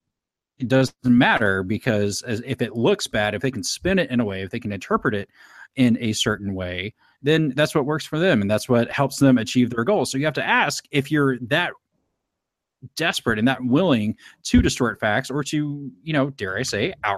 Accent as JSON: {"language": "English", "town": "Indianapolis", "region": "Indiana", "country": "United States", "said": "I'm from Indianapolis"}